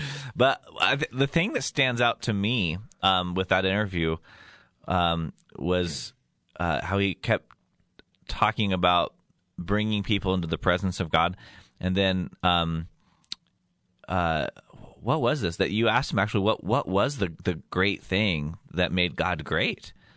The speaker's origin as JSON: {"language": "English", "town": "Yuma", "region": "Colorado", "country": "United States", "tie": "born or raised there", "moved": "yes", "said": "I was doing a little radio show in my hometown of, um, Yuma, Colorado"}